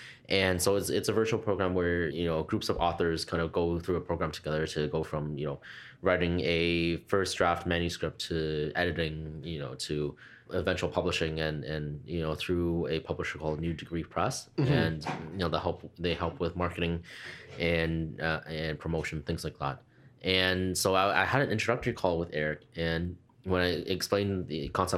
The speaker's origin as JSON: {"language": "English", "country": "Canada", "tie": "born there", "also_born_or_lived": "Hong Kong", "said": "And so although I was born here in mm-hmm. Canada, I'm a Canadian citizen, but did move over to Hong Kong for a few years."}